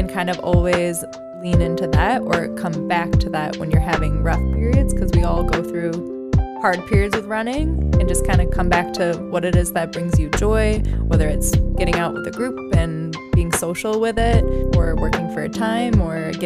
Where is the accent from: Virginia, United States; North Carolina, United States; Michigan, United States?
Michigan, United States; Berkley; now in Ann Arbor, United States; I'm from Berkeley